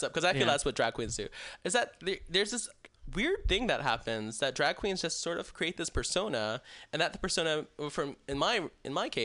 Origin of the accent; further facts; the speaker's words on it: Texas, United States; moved away as an adult; also born or lived in Chicago / San Diego; now in California, United States; After I moved out of Texas, which I'm from Texas